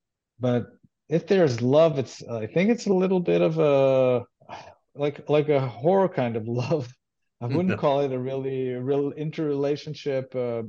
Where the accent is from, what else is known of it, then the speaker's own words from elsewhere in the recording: Israel; first language Hebrew; English is a second language; And I grew up in Israel and I grew up Jewish and I speak Hebrew. That's my native language.